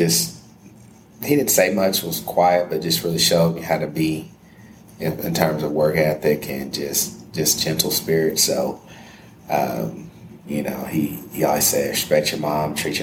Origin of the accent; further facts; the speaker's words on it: Corsicana, Texas, United States; moved away as an adult; also born or lived in Abilene, Texas; now in Los Angeles, United States; I am from Corsicana, Texas, which is about 45 miles south of Dallas. And as you would say, a country boy